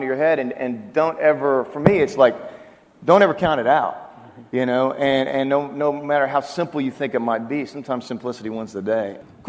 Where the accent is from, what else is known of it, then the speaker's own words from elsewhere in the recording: Oklahoma, United States; moved away; also born or lived in Waco, Texas; I'm from Oklahoma, as is Ryan and Randy Grimmett.